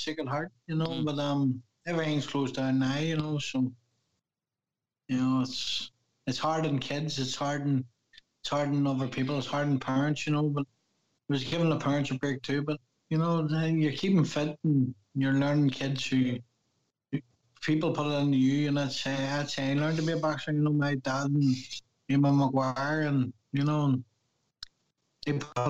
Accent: Belfast, Northern Ireland, United Kingdom; Yeah, well, it's hard because, you know, the Bone, it's in a Catholic area, and we were surrounded by Protestants

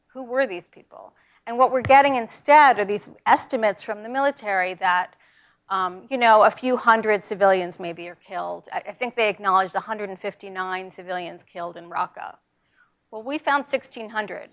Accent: New York, United States; I'm from New York

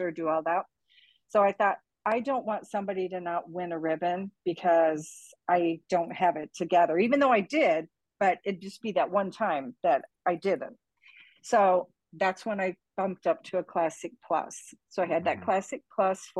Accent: Canada; now in Cape Coral, United States; I'm from Canada.

